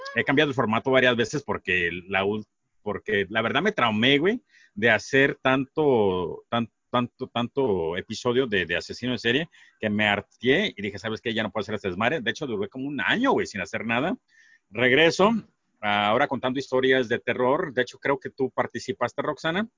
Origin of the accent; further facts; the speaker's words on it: Sonora, Mexico; nosotros acá en Sonora